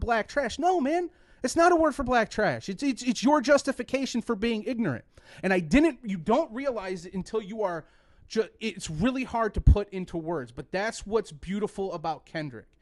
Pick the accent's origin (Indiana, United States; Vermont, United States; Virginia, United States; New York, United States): Indiana, United States; Mishawaka; I grew up in Mishawaka, Indiana